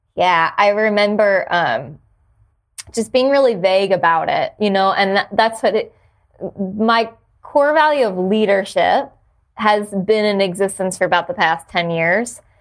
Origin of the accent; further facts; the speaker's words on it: New Jersey, United States; moved away; also born or lived in Jacksonville / Washington, D.C.; I grew up in New Jersey